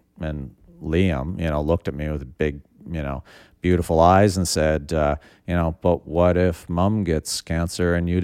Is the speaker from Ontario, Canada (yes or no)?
no; Prince Edward Island, Canada; Born and raised on Prince Edward Island